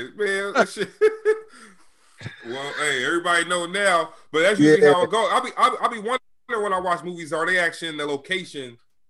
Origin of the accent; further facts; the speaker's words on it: Sacramento, California, United States; moved away as an adult; now in Brooklyn, United States; I'm from California, shit. I'm from Sacramento, so I got out the military and moved out here.